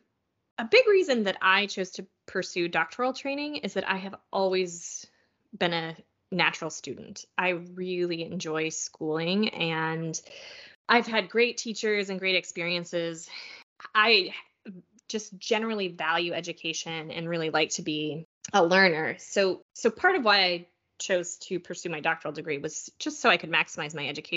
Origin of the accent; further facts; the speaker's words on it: Kansas, United States; I went to the Salina Regional Health Center in my hometown of Kansas